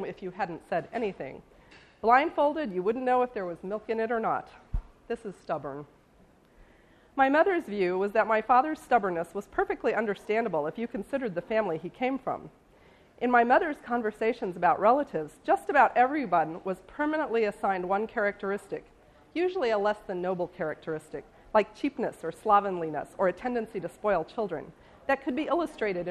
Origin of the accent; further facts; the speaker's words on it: St. Joseph, Missouri, United States; which is my hometown